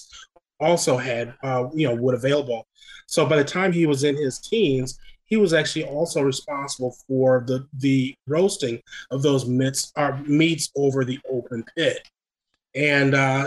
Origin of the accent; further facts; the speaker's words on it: Rock Island, Illinois, United States; moved away; the public library back in my father's hometown, where I grew up in the Quad Cities, Rock Island, Illinois